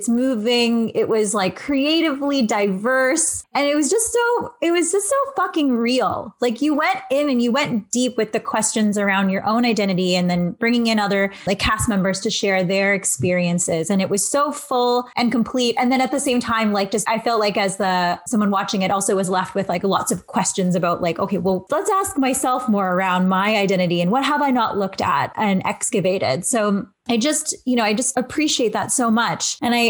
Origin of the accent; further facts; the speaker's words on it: Canada; So I know I'm Filipino and Canadian